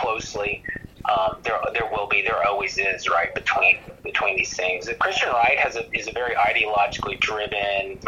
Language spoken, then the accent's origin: English; Georgia, United States; I grew up in Georgia.